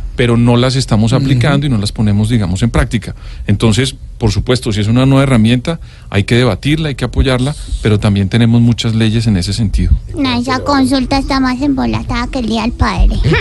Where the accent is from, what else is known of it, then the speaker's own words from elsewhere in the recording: Colombia; los colombianos